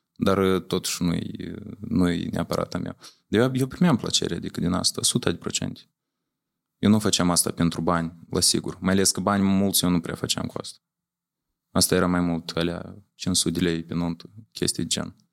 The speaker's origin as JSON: {"language": "Romanian", "town": "Leova", "region": "Leova District", "country": "Moldova", "tie": "born or raised there", "also_born_or_lived": "Chișinău / Romania", "moved": "as an adult", "said": "Eu am învățat la Leova. Eu da. sunt originar din Leova, în orașul Leova."}